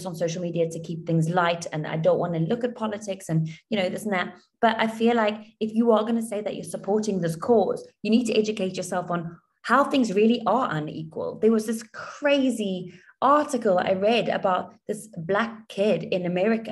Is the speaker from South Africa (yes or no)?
yes; South Africa; moved away as an adult; now in Dubai, United Arab Emirates; I grew up in South Africa